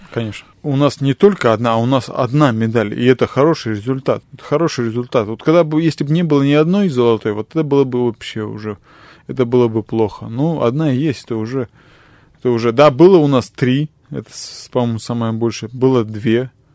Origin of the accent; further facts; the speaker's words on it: Asbest, Sverdlovsk Oblast, Russia; весь мой город